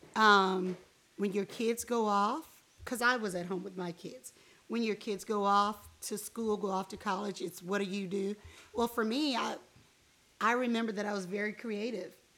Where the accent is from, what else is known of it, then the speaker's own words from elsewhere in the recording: Miami, Florida, United States; moved away; I was raised in Miami, Florida